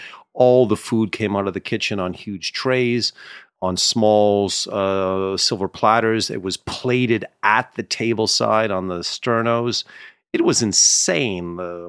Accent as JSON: {"language": "English", "country": "Canada", "said": "Yes, myself and Ted Cruz of Canadian origin."}